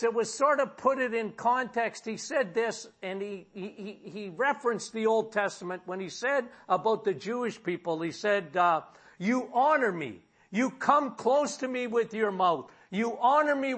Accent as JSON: {"language": "English", "town": "Timmins", "region": "Ontario", "country": "Canada", "tie": "born or raised there", "moved": "yes", "lives_now": "Sudbury, Canada", "said": "My hometown was Timmins."}